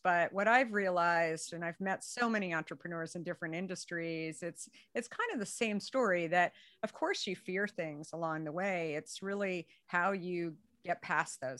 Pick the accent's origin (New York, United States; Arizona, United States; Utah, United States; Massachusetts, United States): Arizona, United States; being a redhead, growing up in Arizona